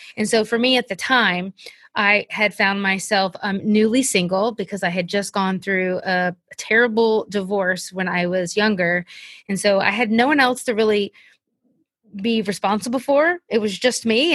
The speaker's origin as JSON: {"language": "English", "region": "South Carolina", "country": "United States", "tie": "born or raised there", "also_born_or_lived": "Kentucky", "moved": "as an adult", "said": "we ended up moving in two thousand fourteen to my hometown of South Carolina"}